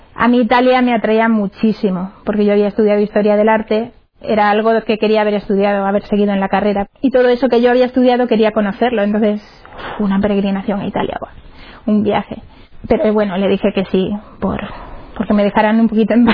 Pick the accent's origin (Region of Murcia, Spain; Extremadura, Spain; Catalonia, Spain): Extremadura, Spain; Cáceres; soy de Cáceres, de allá de Extremadura, bonita tierra.